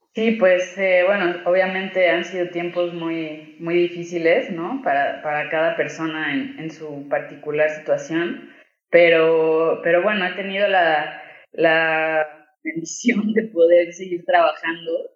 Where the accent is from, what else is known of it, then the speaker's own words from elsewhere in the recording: Mexico; como mexicano reconoces, o mexicana más bien reconoces ese tipo de machismo